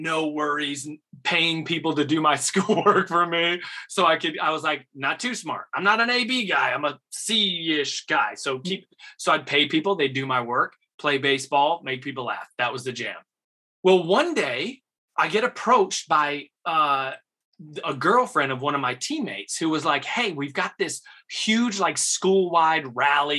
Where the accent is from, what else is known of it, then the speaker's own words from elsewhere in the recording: Rochester area, Western New York near Buffalo, United States; also born or lived in Elizabeth, New Jersey / Bronx, New York; moved to Western New York near Buffalo, Rochester area. Grew up, graduated high school out there.